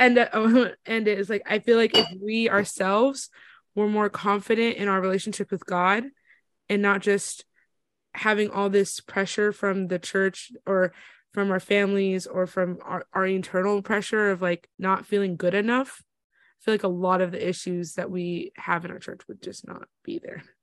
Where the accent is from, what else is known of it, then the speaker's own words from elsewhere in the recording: Florida, United States; growing up in Florida